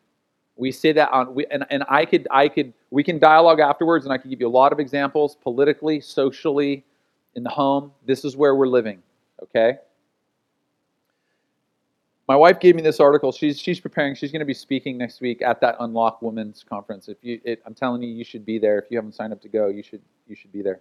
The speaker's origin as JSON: {"language": "English", "country": "United States", "said": "as an American"}